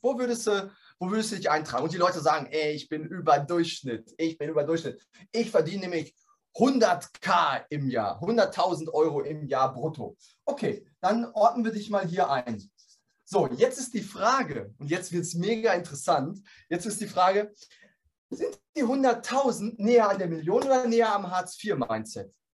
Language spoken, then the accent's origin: German; Dortmund, North Rhine-Westphalia, Germany; ich komme aus Dortmund